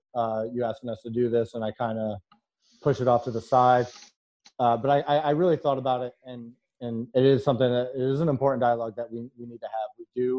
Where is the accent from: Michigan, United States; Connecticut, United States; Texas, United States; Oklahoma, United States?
Connecticut, United States; My favorite band is … I play tennis, and I'm from Connecticut.